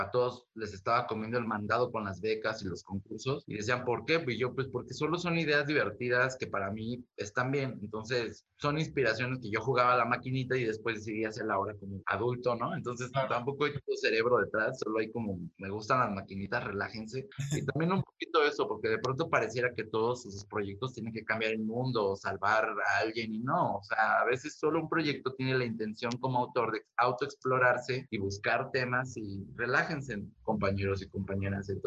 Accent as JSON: {"language": "Spanish", "country": "Mexico", "said": "yo me considero un artista mexicano con una mirada global, con intenciones galácticas"}